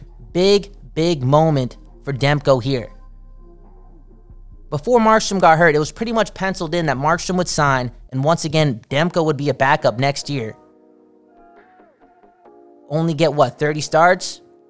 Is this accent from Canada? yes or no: yes; Canada; I'm Canadian. That's like my third language, bro.